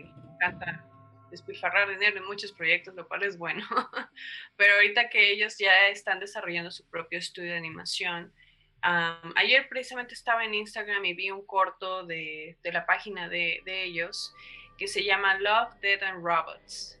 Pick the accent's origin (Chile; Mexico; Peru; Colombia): Mexico; el cine de nuestro país